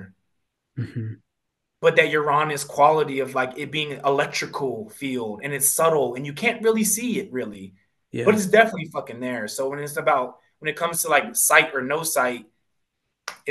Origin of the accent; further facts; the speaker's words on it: Pennsylvania, United States; growing up in Pennsylvania, there's Quakers